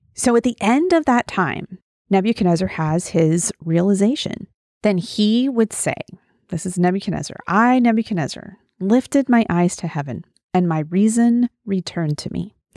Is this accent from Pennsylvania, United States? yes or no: no; Wyoming, United States; I'm from Wyoming, small town in Wyoming, and I was 4 or 5 when my dad was first elected